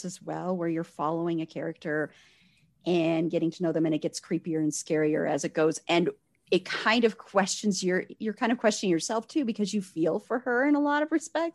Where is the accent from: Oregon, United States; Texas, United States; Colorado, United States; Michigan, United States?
Colorado, United States; I grew up in Colorado